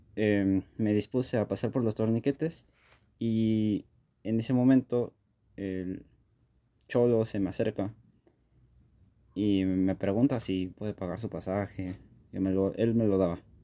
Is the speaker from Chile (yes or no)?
no; Mexico City, Mexico; yo soy de la Ciudad de México